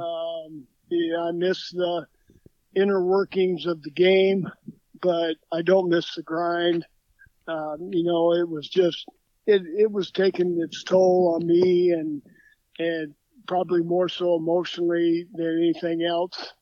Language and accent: English; Evansville, Indiana, United States; moved away as an adult; also born or lived in Illinois / Minnesota; born and raised in Evansville, Indiana